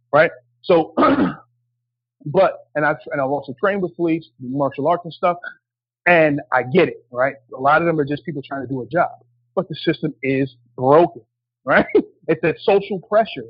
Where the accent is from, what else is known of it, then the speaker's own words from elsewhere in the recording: New Jersey, United States; when I was growing up in New Jersey